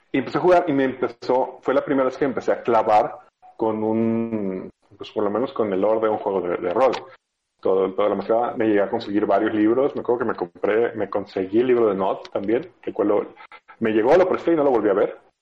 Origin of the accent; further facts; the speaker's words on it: Sinaloa, Mexico; moved away; yo vengo de Sinaloa, de una época donde no había internet, entonces solo, solo había banda